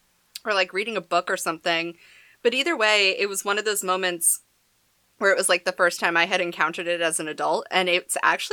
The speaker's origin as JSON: {"language": "English", "region": "New England", "country": "United States", "said": "we're also from New England, where, like, the land mass in general is, like, very small."}